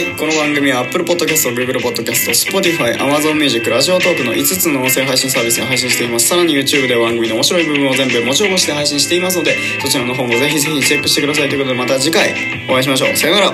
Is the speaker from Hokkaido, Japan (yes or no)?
no; Shimane, Japan; moved away; 別に島根県出身ですけど